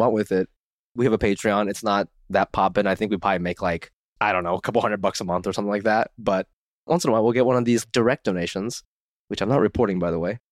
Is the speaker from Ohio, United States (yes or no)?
yes; Ohio, United States; moved away; I grew up in Ohio